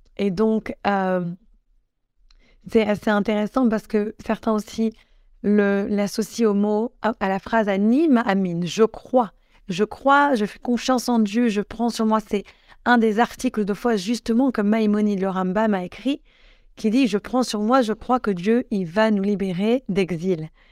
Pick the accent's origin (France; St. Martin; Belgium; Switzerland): France; Grenoble, Auvergne-Rhône-Alpes; je viens de Grenoble